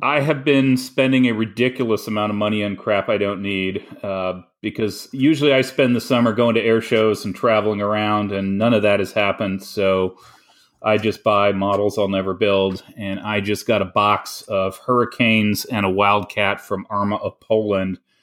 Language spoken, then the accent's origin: English; Canada; I am the Canadian